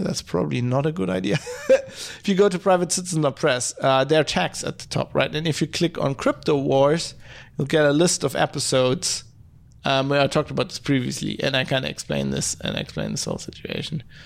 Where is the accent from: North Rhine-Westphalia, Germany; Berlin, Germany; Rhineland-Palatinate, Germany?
North Rhine-Westphalia, Germany; Duisburg; now in Düsseldorf, Germany; I come from Duisburg, it's a city just north of here